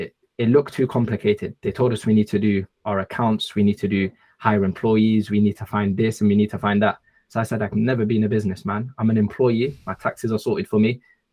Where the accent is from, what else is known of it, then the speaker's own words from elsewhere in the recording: London, United Kingdom; I'm originally from Egypt. However, I was born and bred in the UK, London specifically. Alhamdulillah.